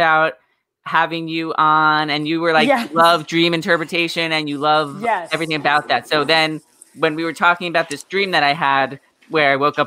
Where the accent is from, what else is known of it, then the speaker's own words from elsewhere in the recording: Long Island, New York, United States; also born or lived in Boston; I grew up on Long Island